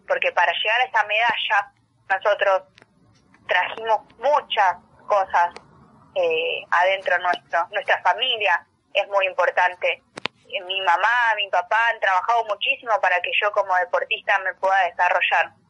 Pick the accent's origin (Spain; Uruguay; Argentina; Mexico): Argentina; lo que significa para nosotros como argentinos